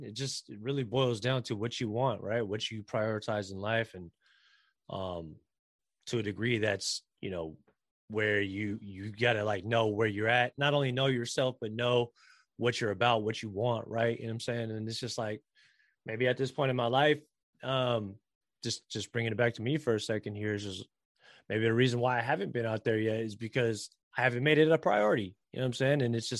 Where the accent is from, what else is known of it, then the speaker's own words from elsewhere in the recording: Philippines; again, not to generalize here, but this is just the kind of common characteristic traits that we have as Filipino people.